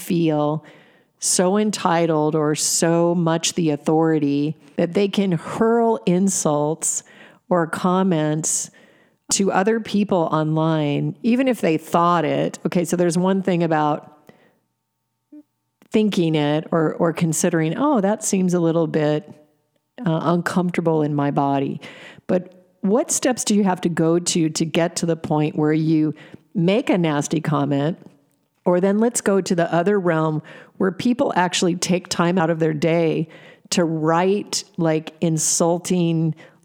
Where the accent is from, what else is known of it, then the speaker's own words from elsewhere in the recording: Alaska, United States; I was raised in Alaska